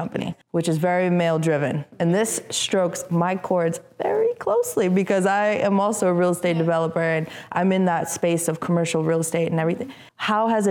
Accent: Chelsea, Massachusetts, United States; born or raised there; also born or lived in Albania / Boston

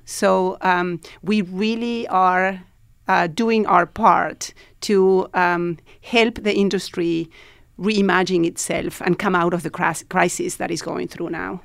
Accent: Argentina; moved away as an adult; now in New York, United States; I'm originally from Argentina and, uh, I was living here

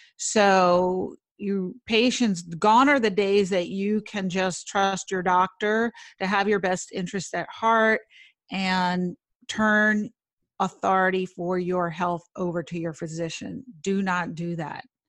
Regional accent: New York City, New York, United States; I grew up in Manhattan

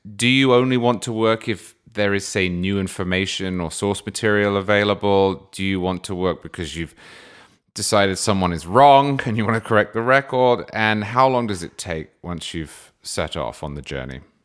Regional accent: United Kingdom; now in United States; as a Brit until recently, who was brought up with great affection for the Glorious Revolution

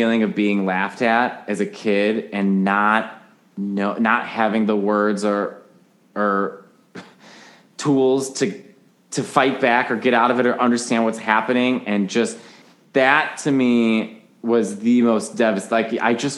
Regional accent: Chicago, Illinois, United States; accent: Chicago; My Chicago accent

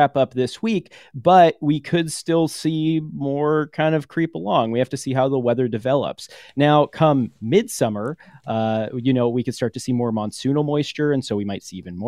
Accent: Los Angeles, California, United States; also born or lived in Washington, District of Columbia, United States; I am from Los Angeles

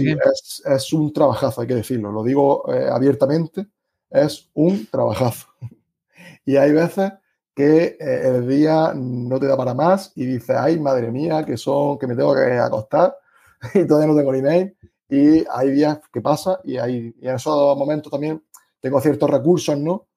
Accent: Granada, Andalusia, Spain; accent: Andalusian; tengo un acento un poco especial por ser de, Andalucía y Granada en concreto

